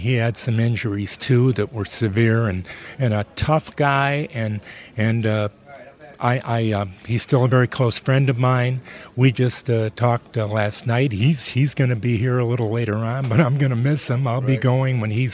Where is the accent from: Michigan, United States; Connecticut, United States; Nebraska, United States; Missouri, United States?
Michigan, United States; suburb of Detroit; I was born in Detroit, but I was raised in a suburb of Detroit